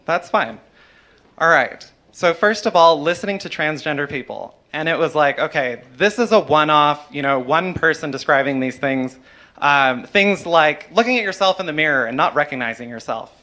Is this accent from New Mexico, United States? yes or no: yes; New Mexico, United States; here in New Mexico, you know, my home state I grew up